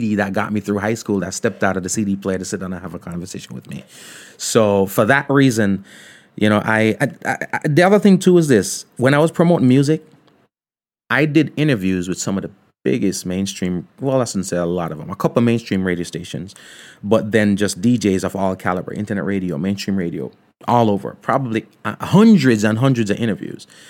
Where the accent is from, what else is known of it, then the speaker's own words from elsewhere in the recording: Ocho Rios, Saint Ann, Jamaica; I grew up in Ocho Rios.